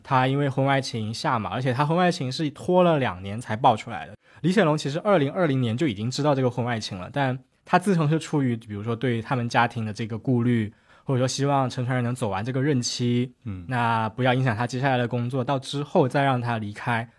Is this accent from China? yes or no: yes; Shenzhen, Guangdong, China; 熬到了搬到深圳，我在深圳出生长大